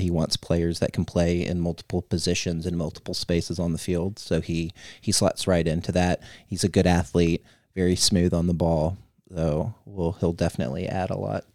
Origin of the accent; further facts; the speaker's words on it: Missouri, United States; I'm from Missouri